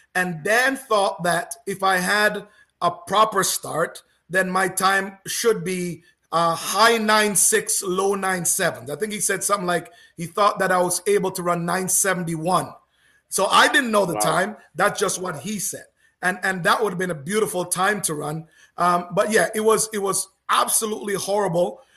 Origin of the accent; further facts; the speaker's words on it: Canada; as a Canadian